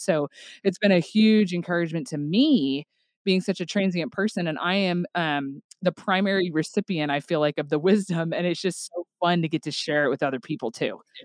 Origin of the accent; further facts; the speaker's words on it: Tulsa, Oklahoma, United States; moved away as an adult; now in Northwest Arkansas, United States; I am originally from the Tulsa, Oklahoma area